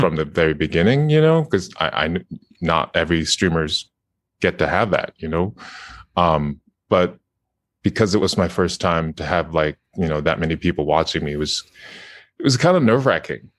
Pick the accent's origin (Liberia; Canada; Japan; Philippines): Japan; I'm from Japan